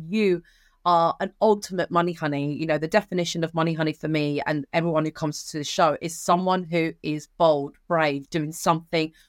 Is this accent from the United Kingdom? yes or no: yes; England, United Kingdom; also born or lived in Sicily, Italy; coming into the UK